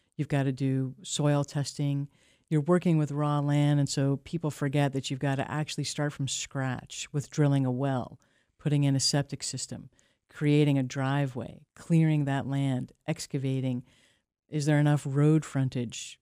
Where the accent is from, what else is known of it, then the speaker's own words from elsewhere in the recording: New York, United States; moved away as an adult; now in Maine, United States; I come from a multi-generation construction family in New York